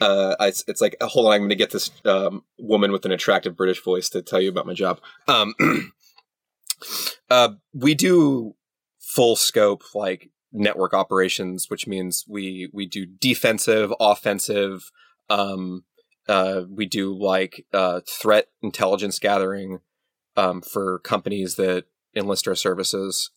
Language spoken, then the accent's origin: English; San Antonio, Texas, United States; I grew up in San Antonio